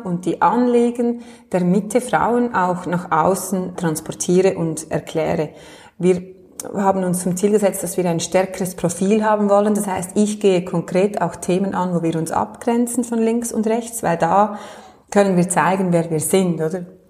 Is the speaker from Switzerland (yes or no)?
yes; Michelsamt, Lucerne, Switzerland; now in Lenzburg, Switzerland; wo ich hergekommen bin, also in meinem Heimatort so im, im luzernischen Michelsamt